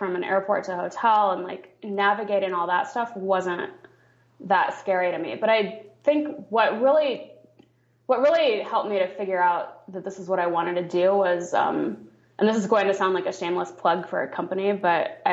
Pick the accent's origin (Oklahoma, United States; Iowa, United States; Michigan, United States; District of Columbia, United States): Iowa, United States; moved away as an adult; also born or lived in San Francisco, California / London / Ubud, Indonesia; I grew up in Iowa, went to college in California